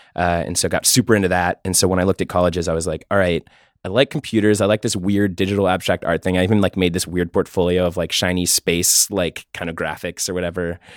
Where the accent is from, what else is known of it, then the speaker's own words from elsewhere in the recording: Pittsburgh, Pennsylvania, United States; also born or lived in San Francisco; now in New York, United States; I'm from Pittsburgh, lived in San Francisco for five years and just moved to New York in February